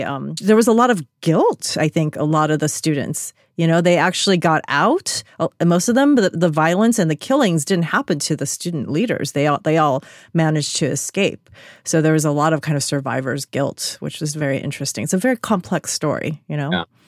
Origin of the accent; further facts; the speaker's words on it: United States; born and raised in the united states